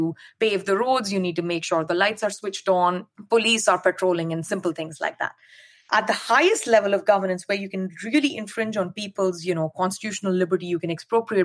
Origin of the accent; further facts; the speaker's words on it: India; now in United States; I grew up in India and, you know, I speak multiple Indian languages